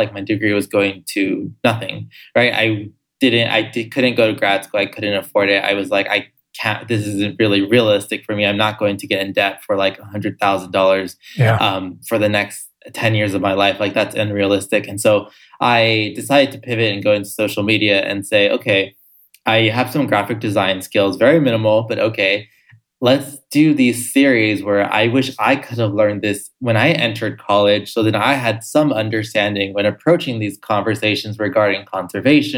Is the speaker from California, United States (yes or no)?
yes; Los Angeles, California, United States; I grew up also in Los Angeles, California, my whole life